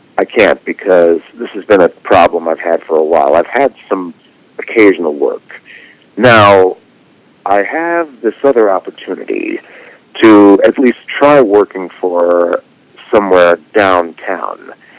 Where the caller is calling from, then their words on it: Los Angeles, California, United States; Oh, I'm calling from Los Angeles.